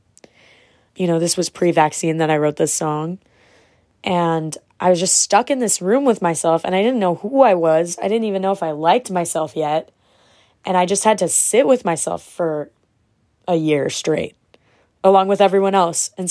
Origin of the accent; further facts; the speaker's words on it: New York, United States; I'm from New York and I ride for my city. I was there throughout the whole pandemic